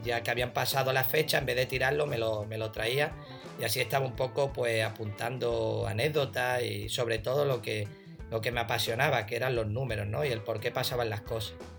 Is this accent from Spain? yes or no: yes; a village near Ronda, Andalusia, Spain; ir al pueblo más grande de al lado, Ronda